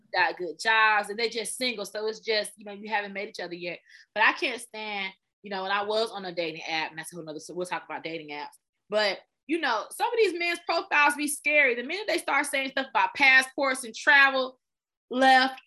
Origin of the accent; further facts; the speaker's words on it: Smyrna, Georgia, United States; also born or lived in Austell, Georgia; I grew up in Smyrna, and so Smyrna, and then we moved to Austell.